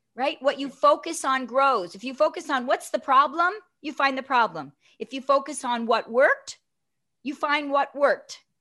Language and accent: English; Toronto, Ontario, Canada; from Toronto